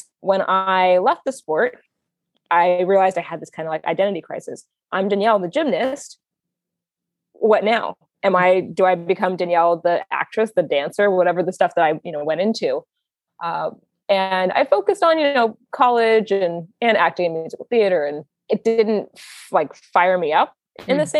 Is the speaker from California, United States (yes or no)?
yes; Manhattan Beach, California, United States; I'm from Manhattan Beach, California, which is just a little bit south of LAX